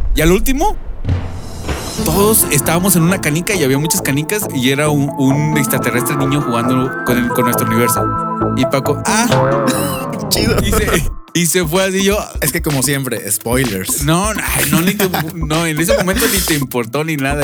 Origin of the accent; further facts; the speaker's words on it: Monterrey, Nuevo León, Mexico; nosotros somos de Monterrey, eh, crecidos y, nacidos y crecidos